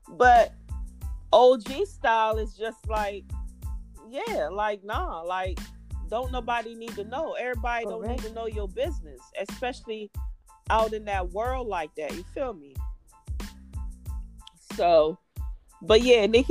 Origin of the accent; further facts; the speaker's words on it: Jamaica; I'm Jamaican